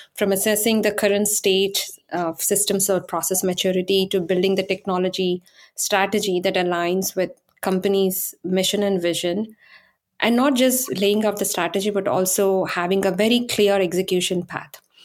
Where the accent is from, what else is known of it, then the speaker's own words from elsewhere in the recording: India; moved away as an adult; now in Silicon Valley, United States; I was born and raised in India